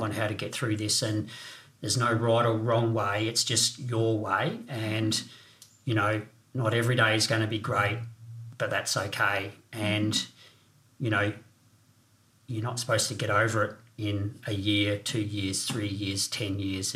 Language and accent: English; Renmark, South Australia, Australia; also born or lived in Northern Territory / Southwest Victoria; growing up in the Riverland in Renmark